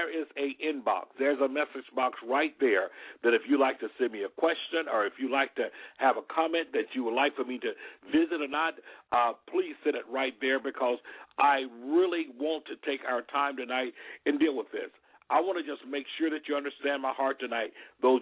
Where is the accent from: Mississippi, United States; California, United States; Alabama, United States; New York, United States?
Alabama, United States; Alabama because that's my home state